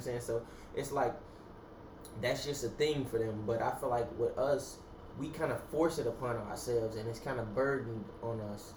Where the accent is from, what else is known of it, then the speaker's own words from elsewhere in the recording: United States; I'm a black American, not an African American